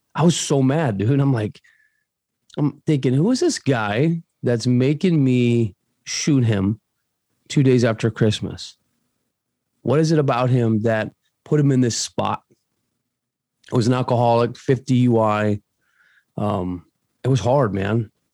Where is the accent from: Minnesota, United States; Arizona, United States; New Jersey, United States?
Arizona, United States; also born or lived in Paraguay; I'm from Arizona, right here, bro, born and bred.